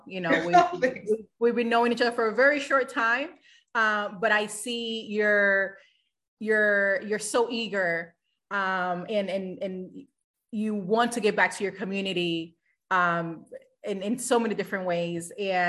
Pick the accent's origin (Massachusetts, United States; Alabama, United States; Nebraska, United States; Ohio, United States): Massachusetts, United States; Boston; I am originally from Boston. So it will be nice to go back home.